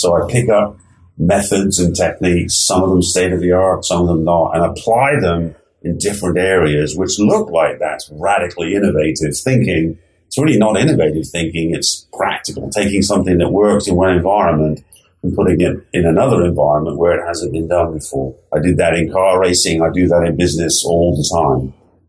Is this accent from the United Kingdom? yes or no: yes; England, United Kingdom; now in United States; except that I grew up in England. And, you know, England over here seems like a small place, but there's 60 million people living there